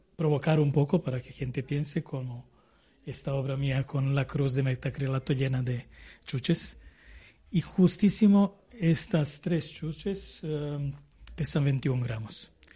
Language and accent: Spanish; Serbia; now in Spain; yo soy de los Balcanes, de Serbia, antigua, Yugoslavia.